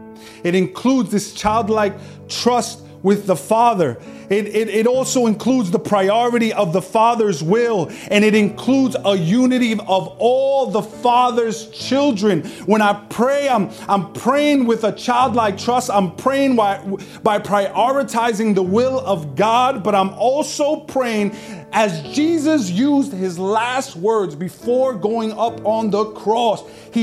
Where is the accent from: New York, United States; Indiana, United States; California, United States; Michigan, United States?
New York, United States; Brooklyn; Oh, we from New York! But even within New York, there's division. Oh, I'm from Brooklyn.